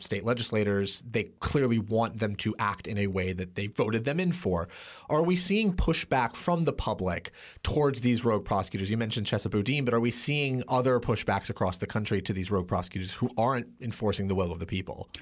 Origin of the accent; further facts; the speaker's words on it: Portland, Oregon, United States; my hometown of Portland, Oregon